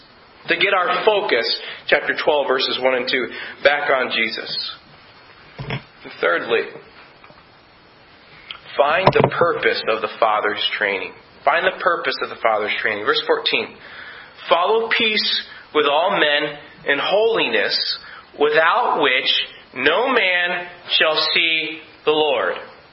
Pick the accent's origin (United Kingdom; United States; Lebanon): United Kingdom; Scotland; I'm Scottish, by the way.